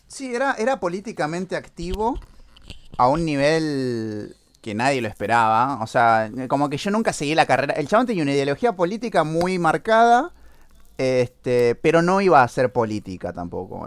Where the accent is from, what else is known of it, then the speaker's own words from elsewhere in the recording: Argentina; somos argentinos